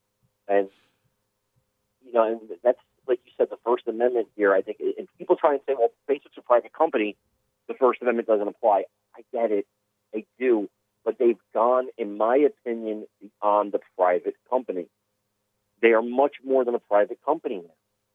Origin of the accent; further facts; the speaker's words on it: North New Jersey, United States; I'm from North New Jersey.